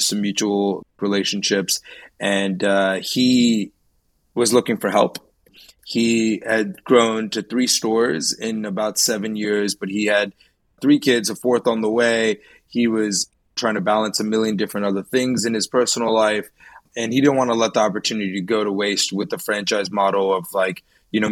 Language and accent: English; Annapolis, Maryland, United States; I grew up in Maryland, in and around the Annapolis area